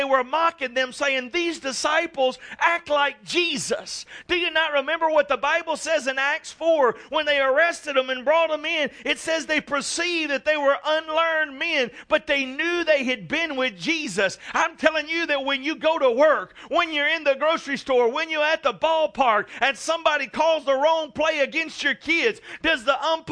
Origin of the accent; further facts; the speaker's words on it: South Louisiana, United States; growing up in South Louisiana